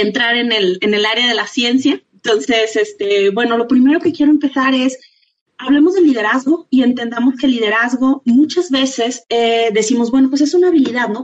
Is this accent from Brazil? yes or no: no; Mexico; nosotros eh, como mexicanas